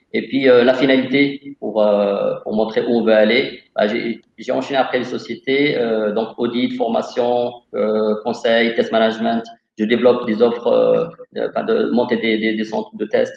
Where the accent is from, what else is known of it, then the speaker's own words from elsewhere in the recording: Casablanca, Casablanca-Settat, Morocco; moved away as an adult; also born or lived in Montpellier, France; Je suis originaire de Casablanca, au Maroc. j'ai fait un lycée F2